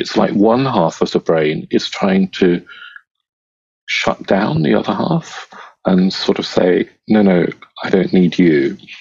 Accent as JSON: {"language": "English", "region": "England", "country": "United Kingdom", "tie": "born or raised there", "also_born_or_lived": "Kenya", "said": "my parents were Indian, but I, have lived most of my life in England since I was two, and I wasn't born in India anyway. I was born in Africa, in Kenya"}